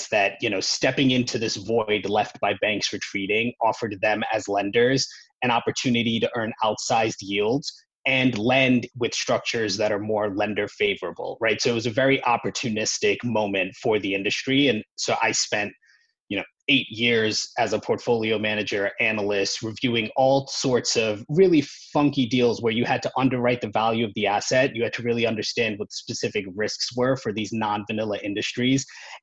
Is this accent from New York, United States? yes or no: yes; New York, United States; I grew up in New York, worked at investment banks like Goldman